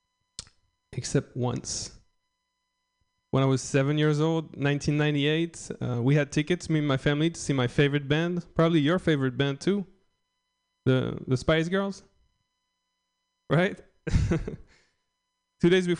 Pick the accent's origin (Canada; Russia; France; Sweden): France; English is a second language; moved away as an adult; also born or lived in Philadelphia; I'm just French. I'm from a small village in France